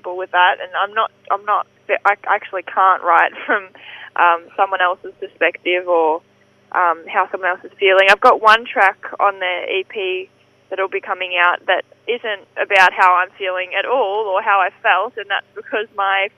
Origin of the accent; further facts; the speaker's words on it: Werribee, Victoria, Australia; I'm from Werribee